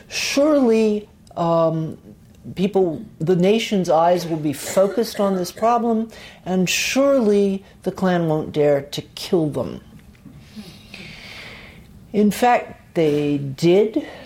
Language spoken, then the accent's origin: English; the South, United States; Because I grew up in the South, they were my heroes.